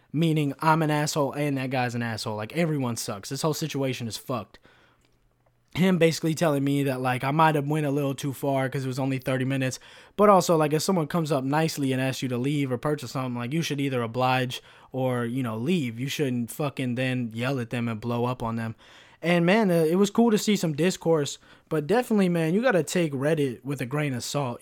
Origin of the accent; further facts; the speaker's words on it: United States; as an American